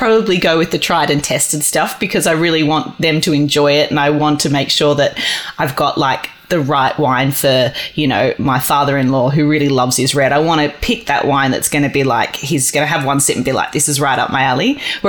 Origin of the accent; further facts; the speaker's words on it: Australia; you know, we're Australian. We want to travel. We want to experience the world.